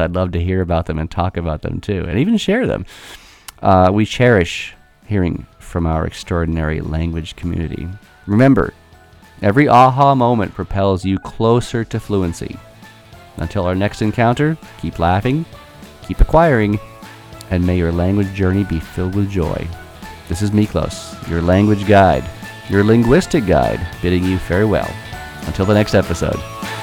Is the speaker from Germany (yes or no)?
no; United States; as an American